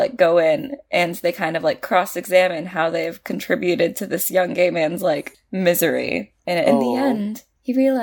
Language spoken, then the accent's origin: English; United States; I was just being an American